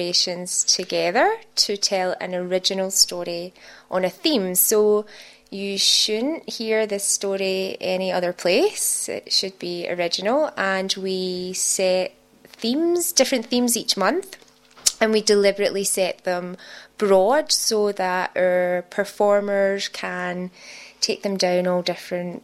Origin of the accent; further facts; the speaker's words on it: Scotland, United Kingdom; now in Sydney, Australia; My accent gives it away that I wasn't born in Australia. I'm from Scotland. I know I have a very thick accent